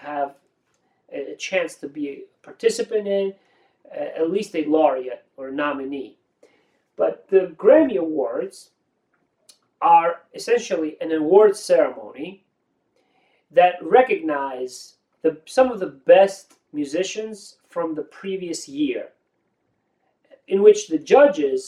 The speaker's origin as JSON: {"language": "English", "town": "Tbilisi", "country": "Georgia", "tie": "born or raised there", "moved": "yes", "said": "I was growing up in the Republic of Georgia, Tbilisi"}